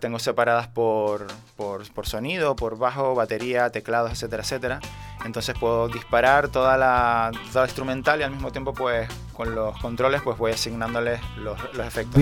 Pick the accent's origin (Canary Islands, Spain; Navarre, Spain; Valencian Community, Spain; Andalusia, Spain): Canary Islands, Spain; Nosotros estamos a 100 kilómetros de África y a unos 3.000 de Europa